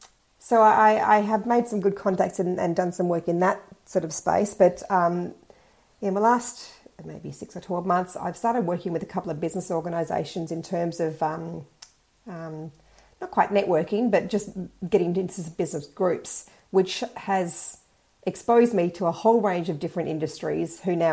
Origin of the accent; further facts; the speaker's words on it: Sydney, New South Wales, Australia; now in Perth, Australia; Sydney, but I've lived all over.